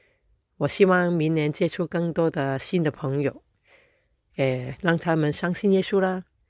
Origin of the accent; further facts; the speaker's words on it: Hong Kong; 亲爱的朋友，大家好，我是来自香港的 … ，非常感恩有机会跟你们分享。